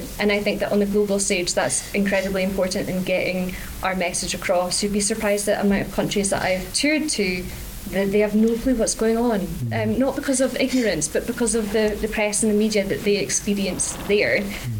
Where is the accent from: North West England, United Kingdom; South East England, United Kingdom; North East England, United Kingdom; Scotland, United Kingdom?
Scotland, United Kingdom; also born or lived in Kansas City; no, I'm Scottish.